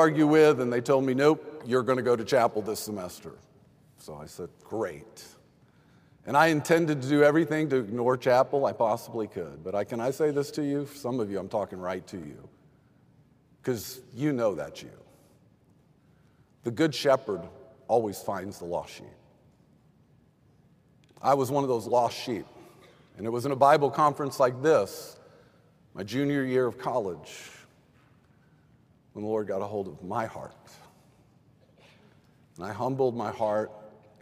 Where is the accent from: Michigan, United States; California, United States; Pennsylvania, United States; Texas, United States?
Texas, United States; I grew up in Texas